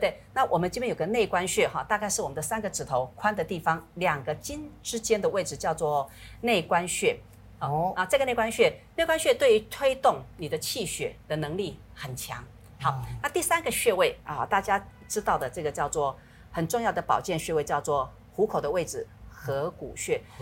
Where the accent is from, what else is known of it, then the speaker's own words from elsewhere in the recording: Taiwan; 我们台湾话讲叫龙骨、龙骨哦